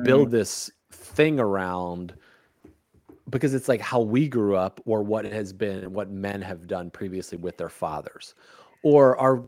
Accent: Chicago, Illinois, United States; growing up in Chicago, it's like my grandfather used to go to the Cubs games. My great grandfather used to go to the Cubs, was a Cubs fan. And then my dad was a Cubs fan. We used to do all this stuff together.

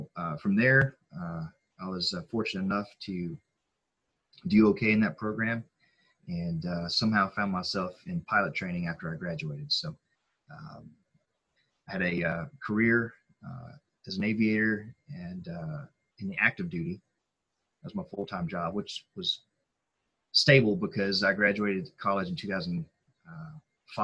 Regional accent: Lawrenceburg, Tennessee, United States; moved away as an adult; also born or lived in Mississippi; now in Arkansas, United States; I was born in Mississippi. I grew up in Tennessee. Went to high school in a little town called Lawrenceburg, Tennessee

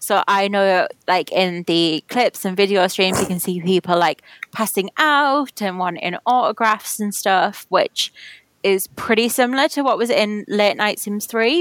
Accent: United Kingdom; as a Brit

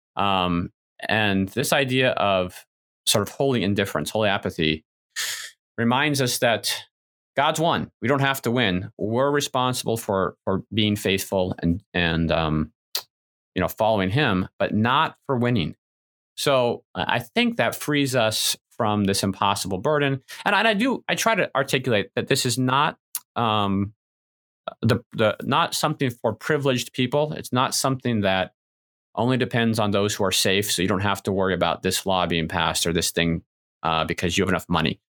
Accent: United States; as good American individualists

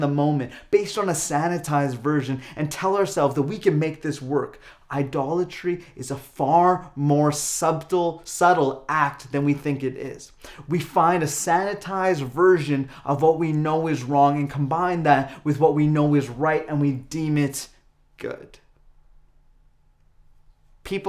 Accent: Calgary, Alberta, Canada; moved away; being born and raised in Calgary

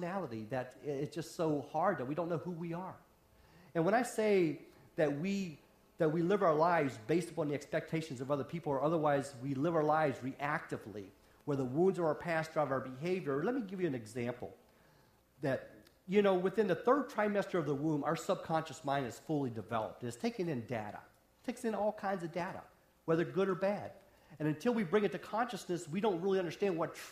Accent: West Virginia, United States; moved away; also born or lived in Wisconsin; I grew up in the hills of West Virginia

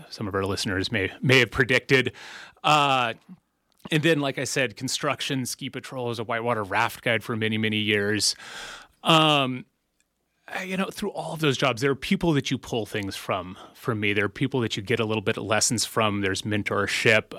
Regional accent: Blue Lake, California, United States; I grew up in a small community in rural coastal Northern California, a community called Blue Lake. It's in Humboldt County

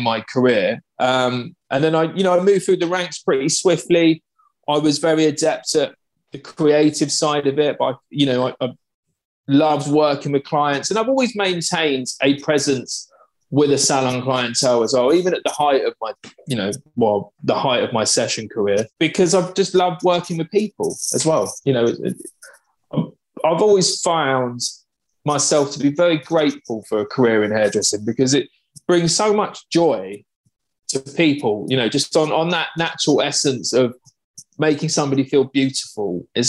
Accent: Cambridge, East of England, United Kingdom; I'm from Cambridge in England

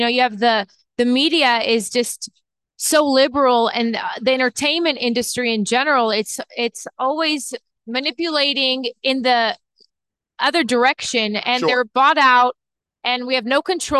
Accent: Los Angeles, California, United States; moved away as an adult; also born or lived in Israel; now in Boca Raton, United States; I was born in Israel. I grew up in Los Angeles. I moved when I was 1.

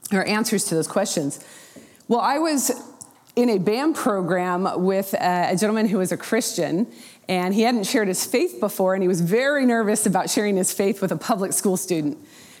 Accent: Portland, Oregon, United States; moved away as an adult; also born or lived in Oklahoma / Houston, Texas; I was raised in the Portland, Oregon area

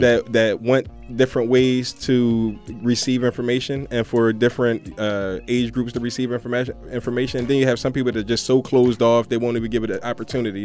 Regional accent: Philadelphia, Pennsylvania, United States; I'm from Philadelphia

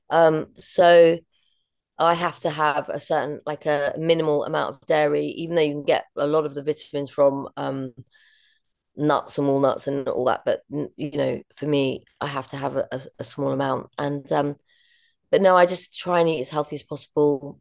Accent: London, United Kingdom; growing up in London and always being in a city

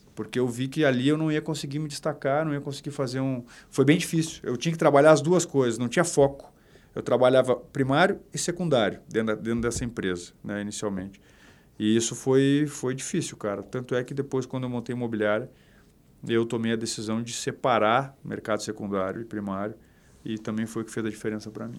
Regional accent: Porto Alegre, Rio Grande do Sul, Brazil; eu sou gaúcho sou de Porto Alegre do bairro Bonfim Magro do Bonfa e cara eu cresci dentro de imobiliária

